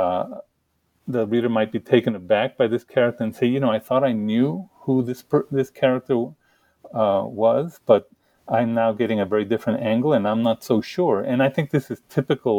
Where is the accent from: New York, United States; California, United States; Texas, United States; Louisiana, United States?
Texas, United States; El Paso; moved away as an adult; now in Kent, Connecticut, United States; I grew up in El Paso. You know, I grew up very poor along the Mexican border. In fact, less than a quarter of a mile from Mexico in Texas